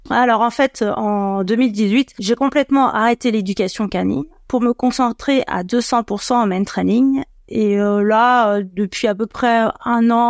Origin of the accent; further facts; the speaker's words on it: Annecy, Auvergne-Rhône-Alpes, France; moved away as an adult; now in Paris region, France; J'ai 44 ans, je suis originaire d'Annecy, mais je vais en région parisienne depuis une dizaine d'années.